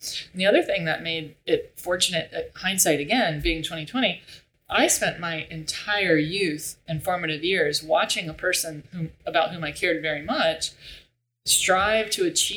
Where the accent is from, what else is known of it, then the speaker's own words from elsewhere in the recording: Bartow, Florida, United States; I grew up, we're from Central Florida. Dot was born in Central Florida. I was born in Central Florida